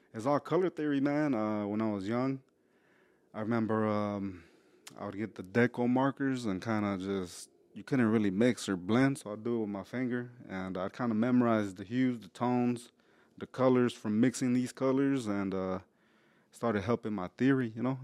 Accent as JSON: {"language": "English", "town": "Houston", "region": "Texas", "country": "United States", "tie": "born or raised there", "said": "I was raised in Spring Branch"}